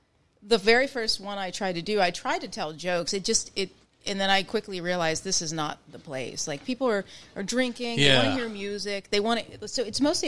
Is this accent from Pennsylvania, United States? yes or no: yes; Pittsburgh, Pennsylvania, United States; I grew up in East Liberty